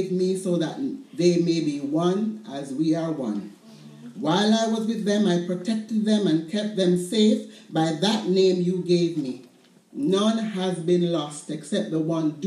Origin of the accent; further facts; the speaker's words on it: Jamaica; Growing up in Jamaica, we raised chickens in our backyards